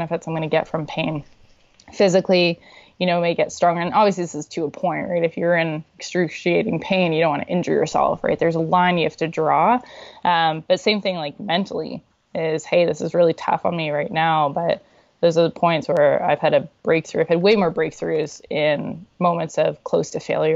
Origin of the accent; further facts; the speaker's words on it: Saudi Arabia; now in Canada; I grew up in Saudi Arabia.